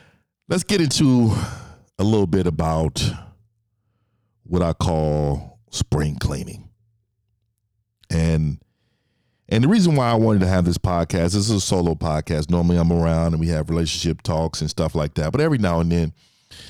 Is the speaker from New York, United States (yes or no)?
no; San Francisco, California, United States; I'm from the Bay Area, San Francisco, born and raised in Fillmore District